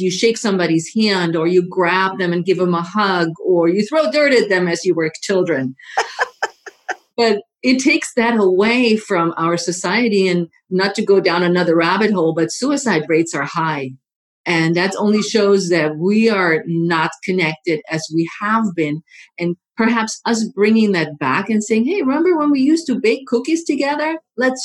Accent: Germany; now in United States; I am originally from Germany

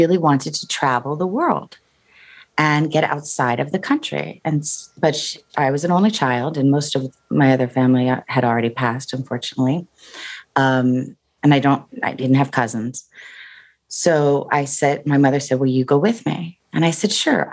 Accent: New Jersey, United States; I'm from Jersey

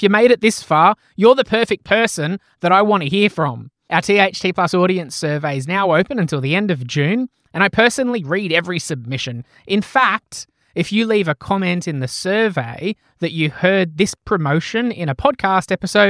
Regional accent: Australia; you guys do things much better than us. But and so we sometimes claim whatever you do, we claim as Australian.

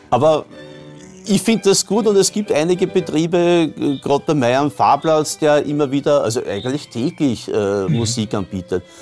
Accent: Vienna, Austria; das muss man fast als Wiener kennen. Äh, wir haben auch eine alte Wiener Liedsammlung von meinem Großvater

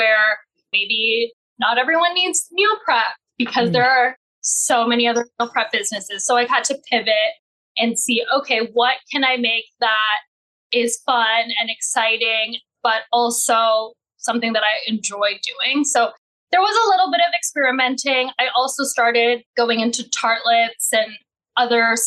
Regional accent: Mississauga, Ontario, Canada; I am Canadian born and raised in Mississauga

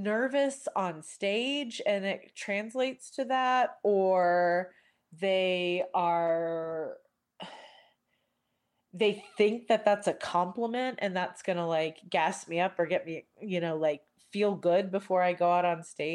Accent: Indianapolis, Indiana, United States; I'm from Indianapolis

